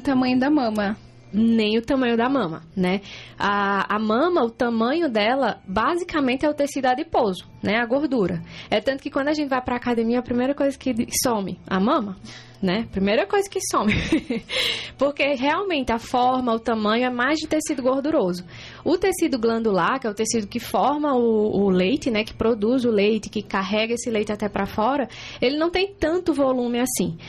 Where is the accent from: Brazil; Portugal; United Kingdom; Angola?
Brazil; Juazeiro do Norte, Ceará; moved away as an adult; now in Concórdia, Brazil; eu sou cearense, vim lá de Juazeiro do Norte, né? Interior do Ceará